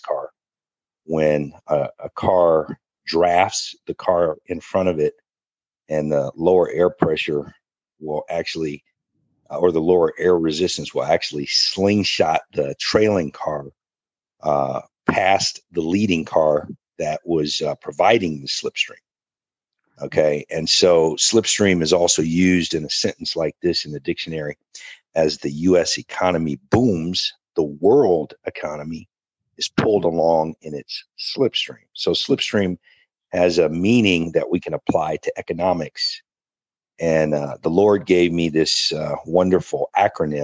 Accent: Akron, Ohio, United States; Akron, Ohio, my hometown.

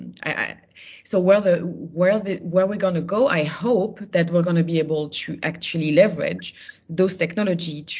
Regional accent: Burgundy, Bourgogne-Franche-Comté, France; I'm originally from Burgundy. So, you know, when I was younger, I was going to every, you know, sort of fall before, you know, going to university, I was doing the grape harvest regularly

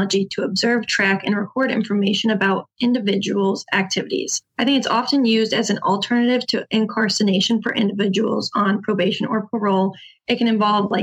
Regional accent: Bloomington, Illinois, United States; also born or lived in Missoula, Montana; I was born in Missoula, Montana, but I only lived there for about a year and a half before we moved here to Bloomington, Illinois, and I've lived here since then

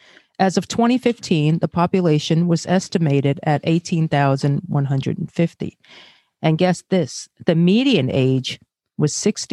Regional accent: New York City, New York, United States; also born or lived in Brazil / Bay Ridge, Brooklyn; I'm Asian, born in Brazil, and grew up in Flatbush, Brooklyn.

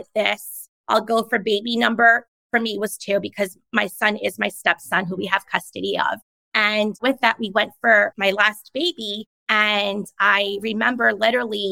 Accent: New York, United States; my parents struggled a lot and they worked 2 to 3 jobs just to put me and my sister through private school growing up in New York because our neighborhood was so rough

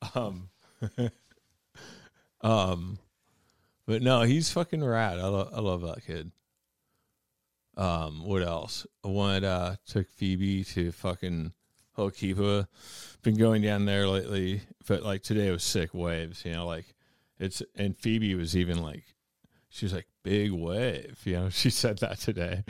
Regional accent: Mount Baker, Washington, United States; I'm from Baker

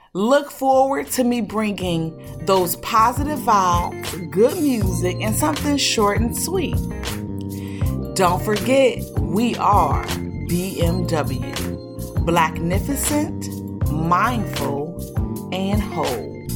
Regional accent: Detroit, Michigan, United States; I was born and raised up in Detroit, Michigan, better known as the D, the three one three.

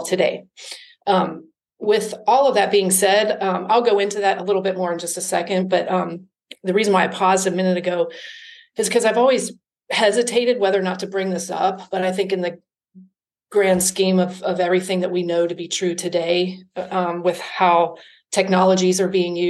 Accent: Cincinnati, Ohio, United States; moved away as an adult; also born or lived in Atlanta, Georgia / Denver, Colorado / Culver City, California; So I was born and raised in Cincinnati. I lived in Cincinnati until I was 20, and at which time I moved to Atlanta, Georgia

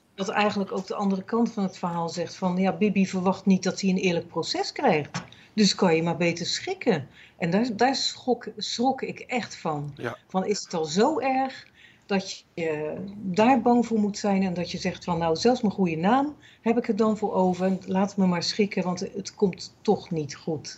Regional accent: Netherlands; moved away; Als Nederlander, ja, in Nederland

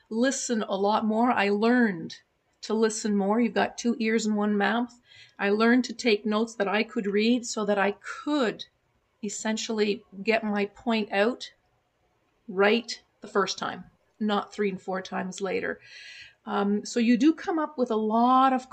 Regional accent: Montreal, Quebec, Canada; first language German; English is a second language; when I grew up in Montreal, I picked up French.

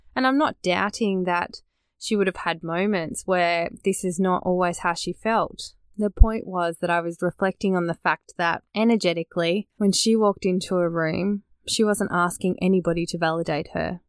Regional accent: Australia; born or raised there

